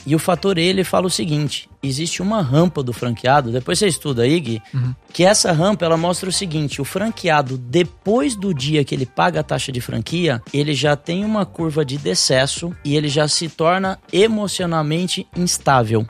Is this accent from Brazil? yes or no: yes; São Paulo, Brazil; also born or lived in Joinville; eu sou de São Paulo